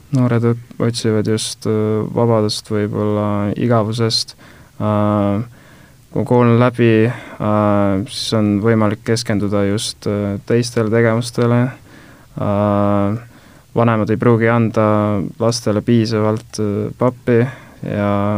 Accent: Tallinn, Harju County, Estonia; ma olen pärit äh, Õismäelt

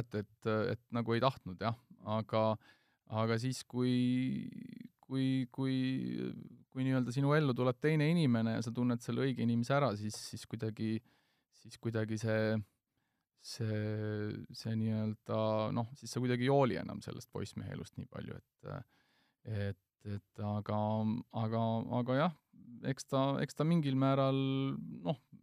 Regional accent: Estonia; ma ütlesin, et Eestist

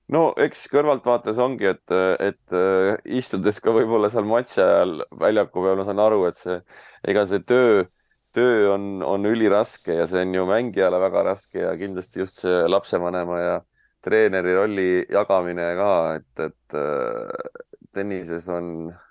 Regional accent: Saare County, Estonia

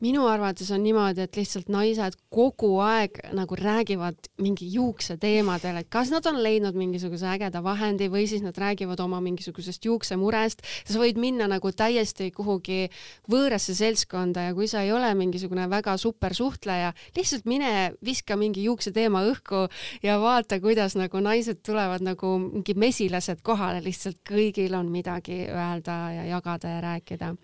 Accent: Estonia; ma olen ainukene eestlane praegu

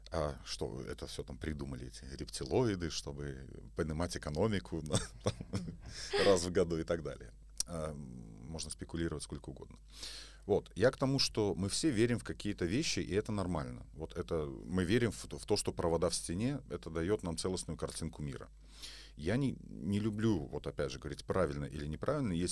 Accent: Belarus; moved away; Вот я, кстати, из Беларуси, я сюда приехал, я впервые про гномики услышал.

